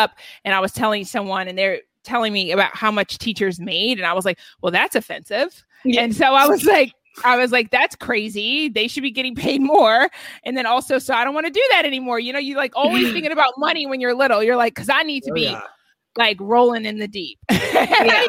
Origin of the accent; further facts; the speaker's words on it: Atlanta, Georgia, United States; moved away as an adult; now in Los Angeles, United States; I grew up in Atlanta, in a predominantly white neighborhood in Atlanta.